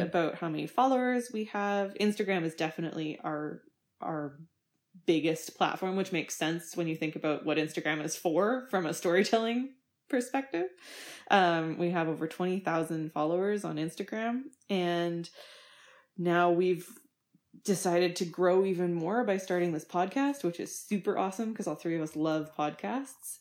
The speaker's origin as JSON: {"language": "English", "town": "Winnipeg", "region": "Manitoba", "country": "Canada", "tie": "born or raised there", "said": "I grew up in Winnipeg, Manitoba"}